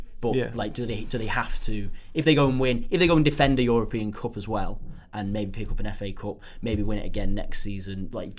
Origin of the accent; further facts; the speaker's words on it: England, United Kingdom; we as English football fans